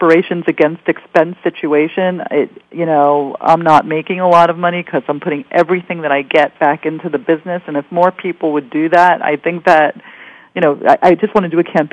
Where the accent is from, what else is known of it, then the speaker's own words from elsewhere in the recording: New York City, New York, United States; I'm a dreamer from Queens.